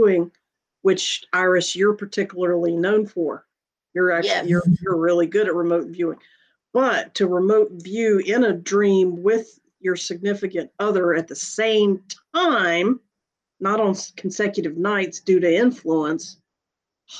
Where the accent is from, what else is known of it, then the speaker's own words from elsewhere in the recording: Greensboro, North Carolina, United States; I was growing up outside of Greensboro, North Carolina at the time